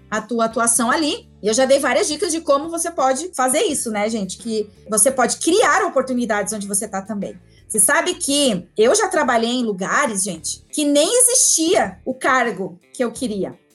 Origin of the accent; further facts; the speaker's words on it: Curitibanos, Santa Catarina, Brazil; also born or lived in Florianópolis; now in Brasília, Brazil; Eu saí de Curitibanos, fui para Florianópolis, de Florianópolis eu vim para Brasília